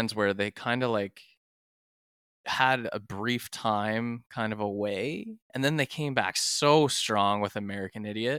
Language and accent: English; Canada; We are Canadian